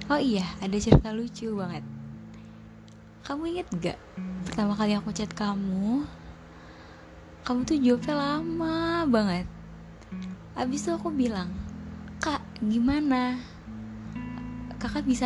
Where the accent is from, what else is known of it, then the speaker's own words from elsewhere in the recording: Tangerang, Banten, Indonesia; terus kamu nanya asalnya dari mana terus aku jawab dari Tangerang